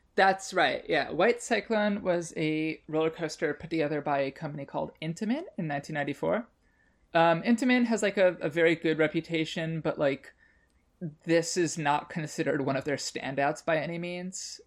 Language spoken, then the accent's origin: English; Chicago, Illinois, United States; I grew up in Chicago near Six Flags Great America